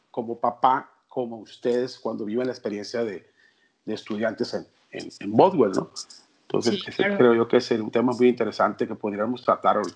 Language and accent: Spanish; Culiacán, Sinaloa, Mexico; yo soy del norte, soy de Culiacán, tengo 50 años